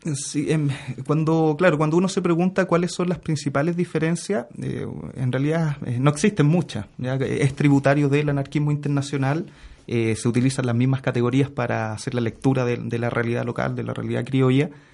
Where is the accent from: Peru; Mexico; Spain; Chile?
Chile; Santiago, Santiago Metropolitan Region; Yo nací, fui criado en, la población Lormida de Peñalolén